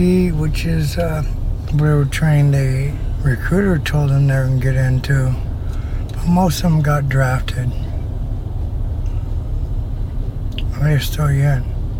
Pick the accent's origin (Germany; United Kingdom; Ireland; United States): United States; Colorado; now in Florida, United States; Back home. I'm from Colorado.